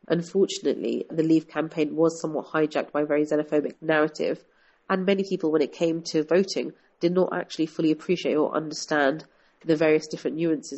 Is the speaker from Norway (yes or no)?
no; London, United Kingdom; was born and brought up here. I've spent my whole life actually in London, and I very much identify myself as a British citizen.